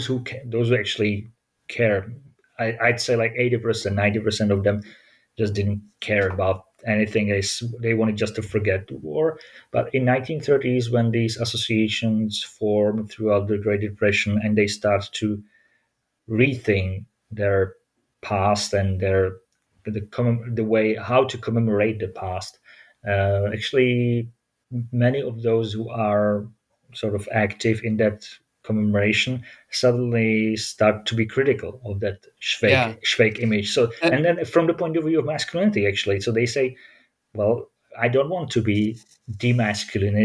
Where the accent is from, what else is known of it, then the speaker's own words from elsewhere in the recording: Olomouc, Olomouc Region, Czechia; my hometown of Olomouc